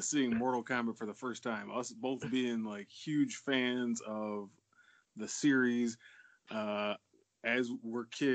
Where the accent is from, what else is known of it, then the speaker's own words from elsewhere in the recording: Glenwood, Illinois, United States; We grew up in Glenwood, Illinois